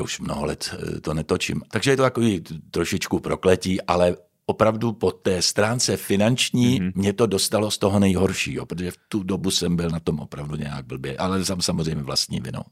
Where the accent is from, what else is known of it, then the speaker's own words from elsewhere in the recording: Prague, Czechia; moved away as an adult; also born or lived in Pardubice; now in Ostrava, Czechia; Narodil jsem se v Praze.